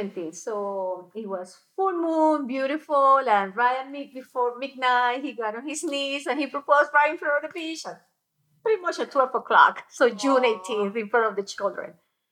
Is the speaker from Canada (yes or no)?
no; Colombia; moved away; also born or lived in Boca Raton, Florida; I'm originally from Colombia. I was living in Boca Raton, Florida.